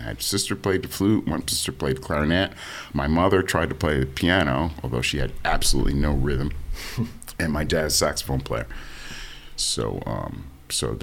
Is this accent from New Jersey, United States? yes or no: yes; Maplewood, New Jersey, United States; also born or lived in East Orange, New Jersey; I grew up in Jersey. I grew up mostly, I was born in East Orange, but I moved to Maplewood in 66, and I grew up in Maplewood, New Jersey.